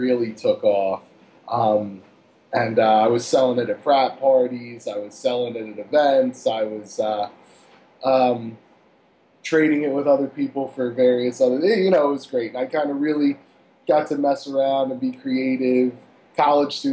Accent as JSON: {"language": "English", "town": "Cherry Hill", "region": "New Jersey", "country": "United States", "tie": "born or raised there", "also_born_or_lived": "Pittsburgh, Pennsylvania / Royersford, Pennsylvania", "moved": "as an adult", "said": "I grew up in Cherry Hill, New Jersey"}